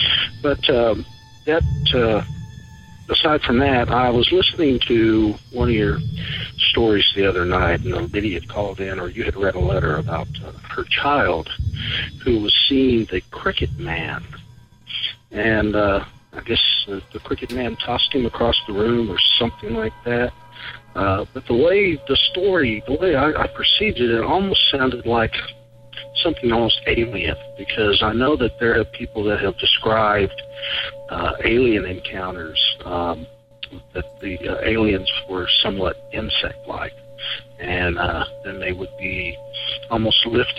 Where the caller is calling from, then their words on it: Kentucky, United States; also born or lived in Lexington, Kentucky; I'm calling from Kentucky.